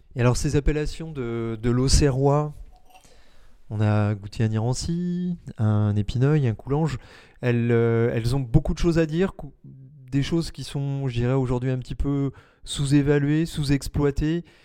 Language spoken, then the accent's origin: French; Paris, Île-de-France, France; en tant que Parisien